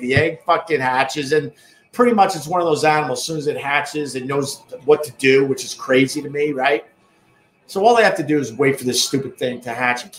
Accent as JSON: {"language": "English", "area": "Long Island", "region": "New York", "country": "United States", "accent": "Long Island", "said": "That's my Long Island accent."}